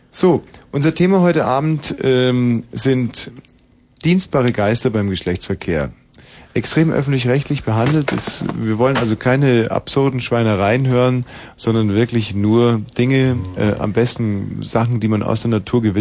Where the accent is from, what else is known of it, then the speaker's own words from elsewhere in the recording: Bavaria, Germany; ich komme ja aus Bayern.